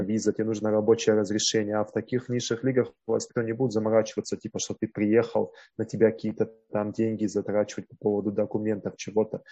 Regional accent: Russia; moved away as an adult; also born or lived in Mongolia; now in Taiwan; я из России

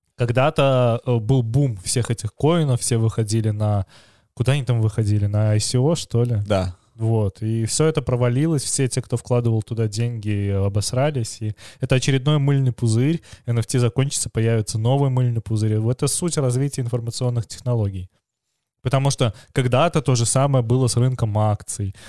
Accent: Belarus; как белорусы мы хорошо понимаем украинский

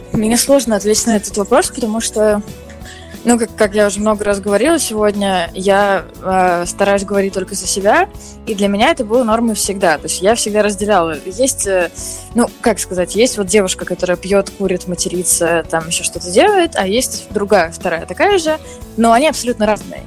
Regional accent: Moscow, Russia; я москвичка, я всю жизнь живу в Москве

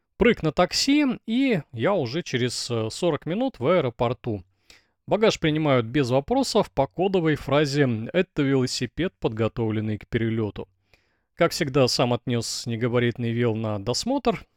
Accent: Russia; also born or lived in Blagoveshchensk, Russia; я велосипедист из России

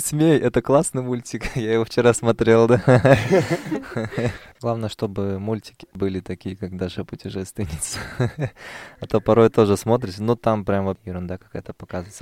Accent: Oskemen, East Kazakhstan Region, Kazakhstan; now in Pavlodar, Kazakhstan; Я вырос в Каменогорске, там, в поселке

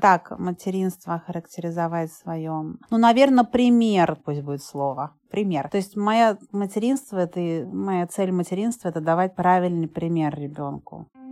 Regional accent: Moscow, Russia; moved away; also born or lived in Thailand; я родилась в Москве

